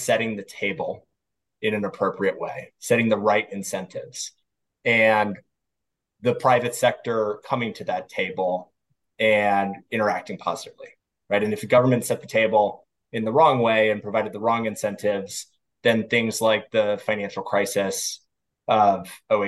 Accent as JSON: {"language": "English", "town": "Washington", "region": "District of Columbia", "country": "United States", "tie": "born or raised there", "said": "I grew up here in Washington, D.C., which is where I'm currently sitting"}